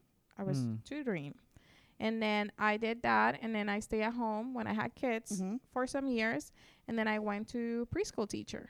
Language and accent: English; Puerto Rico; first language Spanish; English is a second language; moved away as an adult; Well, I come from Puerto Rico. I lived there about 28 years.